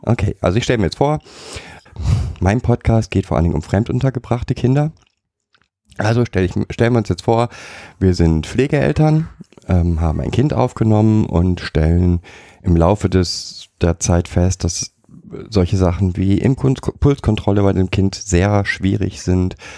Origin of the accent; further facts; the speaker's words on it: Germany; als Deutscher